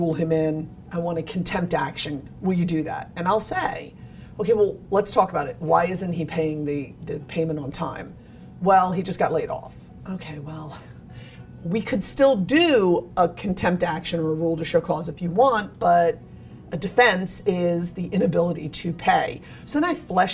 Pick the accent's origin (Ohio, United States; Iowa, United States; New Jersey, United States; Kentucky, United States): New Jersey, United States; moved away as an adult; now in Beaufort, United States; I'm originally from New Jersey